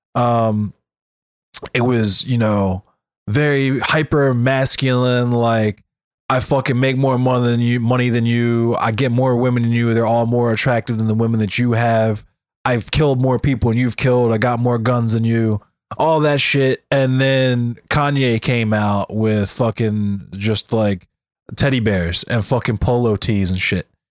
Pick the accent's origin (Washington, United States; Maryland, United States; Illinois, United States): Maryland, United States; Arbutus; also born or lived in Catonsville, Maryland; I'm from Arbutus